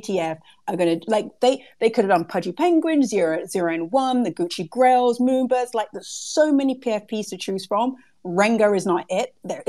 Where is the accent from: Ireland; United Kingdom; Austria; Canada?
United Kingdom; I'm British.